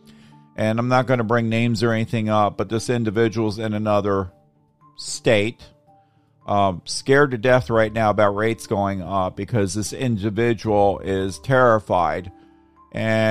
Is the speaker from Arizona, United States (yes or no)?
no; Tampa, Florida, United States; I come from Tampa Bay